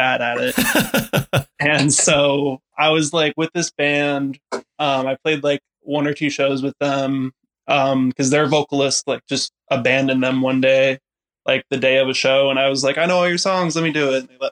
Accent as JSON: {"language": "English", "town": "Tampa", "region": "Florida", "country": "United States", "said": "I'm from Tampa"}